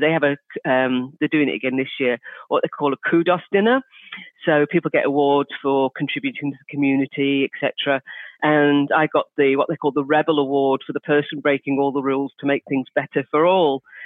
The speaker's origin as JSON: {"language": "English", "town": "Liverpool", "region": "North West England", "country": "United Kingdom", "said": "I'm from Liverpool in the UK"}